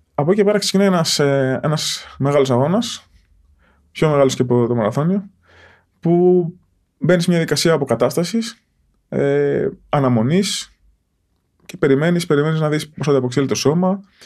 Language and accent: Greek; Porto Rafti, Attica, Greece; όταν μετακομίσαμε στο Πόρτο Ράφτη, εκεί που μεγάλωσα